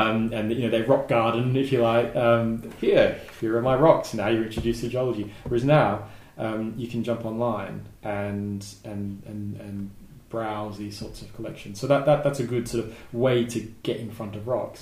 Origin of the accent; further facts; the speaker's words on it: Southeast Australia, Australia; now in Tenerife, Spain; I grew up in Southeast Australia